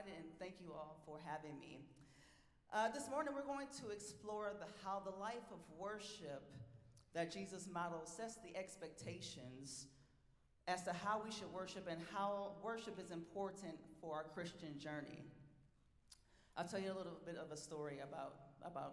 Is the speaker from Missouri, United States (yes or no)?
no; Milwaukee, Wisconsin, United States; moved away as an adult; also born or lived in Duluth, Minnesota; I'm from Milwaukee, Wisconsin